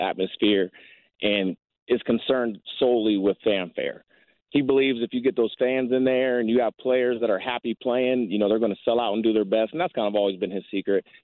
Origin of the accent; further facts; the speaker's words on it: Ohio, United States; I'm from Ohio